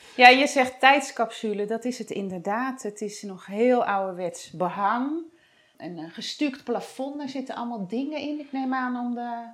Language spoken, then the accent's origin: Dutch; 's-Hertogenbosch, North Brabant, Netherlands; Vandaag ben ik in Den Bos, mijn geboortestad